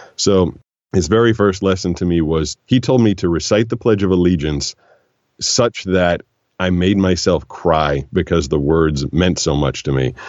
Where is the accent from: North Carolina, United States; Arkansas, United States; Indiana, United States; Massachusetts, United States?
Massachusetts, United States; Boston; moved away as an adult; growing up in Boston, growing up in the Northeast